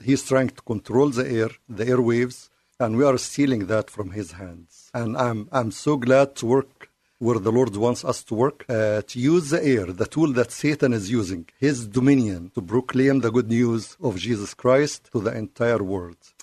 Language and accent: English; Cairo, Cairo Governorate, Egypt; English is a second language; now in United States; I was born and raised in Cairo.